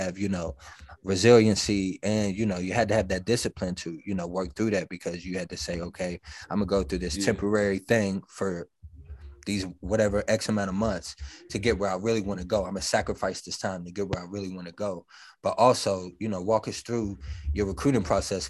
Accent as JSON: {"language": "English", "region": "West Virginia", "country": "United States", "said": "We're from West Virginia"}